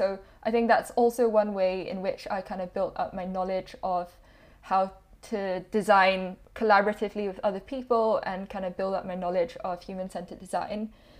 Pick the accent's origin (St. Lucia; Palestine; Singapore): Singapore; now in United Kingdom; I came to the UK from Singapore about 7-8 years ago now